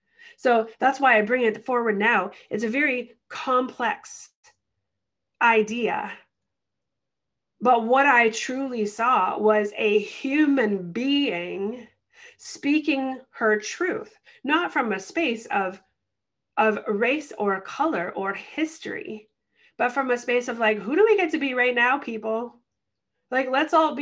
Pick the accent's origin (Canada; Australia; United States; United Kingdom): Canada; I'm Canadian.